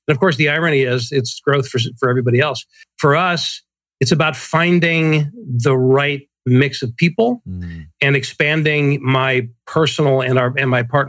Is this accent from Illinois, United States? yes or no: yes; Chicago, Illinois, United States; born or raised there; now in San Diego, United States